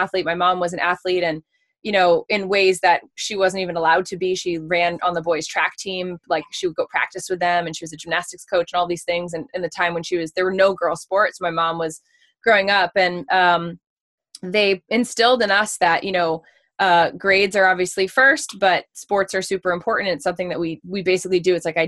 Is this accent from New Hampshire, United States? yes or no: yes; New Hampshire, United States; also born or lived in Reading, Massachusetts; I'm from originally Reading, Massachusetts, which is like a little outside the city of Boston. And then we moved to New Hampshire when I was about 10 years old